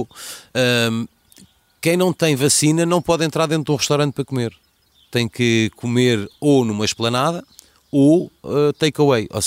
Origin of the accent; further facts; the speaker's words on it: Portugal; Todos somos portugueses.